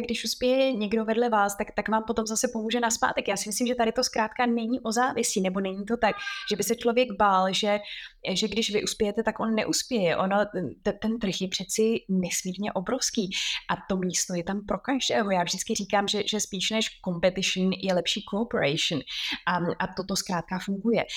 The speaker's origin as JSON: {"language": "Czech", "country": "Czechia", "moved": "as an adult", "lives_now": "London, United Kingdom", "said": "jsme jako Češi"}